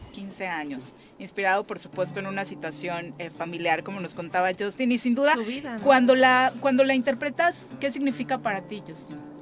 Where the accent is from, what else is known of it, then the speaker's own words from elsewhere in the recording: Morelos, Mexico; para quienes somos de Morelos